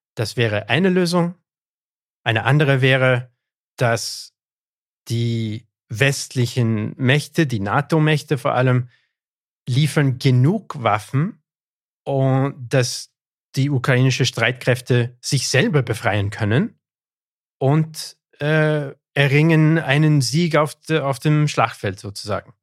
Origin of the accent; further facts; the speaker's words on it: Canada; first language English; German is a second language; meine Muttersprache ist Englisch. Ja. Bin ich deswegen Engländer? Nein, ich bin Anglo-Kanadier